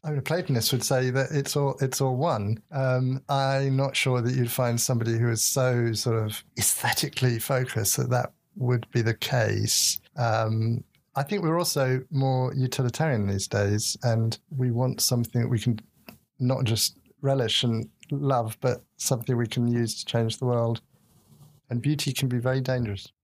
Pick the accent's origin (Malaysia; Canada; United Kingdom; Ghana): United Kingdom; England; I'm an Englishman, uh, at least on my father's side, and I li-, certainly born up brought up in that culture.